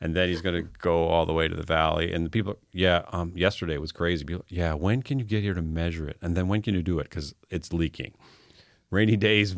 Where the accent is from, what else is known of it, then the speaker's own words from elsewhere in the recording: Fredericton, New Brunswick, Canada; also born or lived in Toronto; now in Halifax, Canada; I was born in Fredericton.